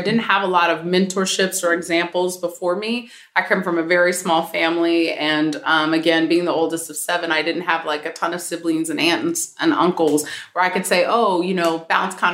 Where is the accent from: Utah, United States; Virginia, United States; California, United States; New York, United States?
California, United States; San Francisco; moved away as an adult; now in Philadelphia, United States; San Francisco Bay Area, born and raised and educated there for college